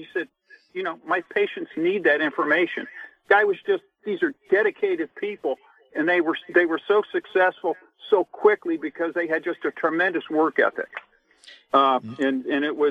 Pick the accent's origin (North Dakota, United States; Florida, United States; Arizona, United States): Florida, United States; South; moved away as an adult; also born or lived in Lakeland, Florida; now in Raleigh, United States; I grew up in South Florida in the 50s.